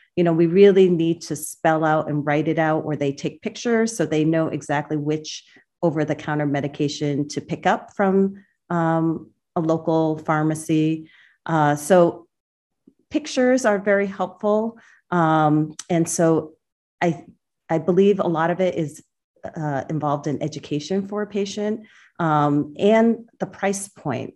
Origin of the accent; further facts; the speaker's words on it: central Massachusetts, United States; also born or lived in Boston; I was born in Boston. Um, along with my three siblings, uh, we grew up in central Massachusetts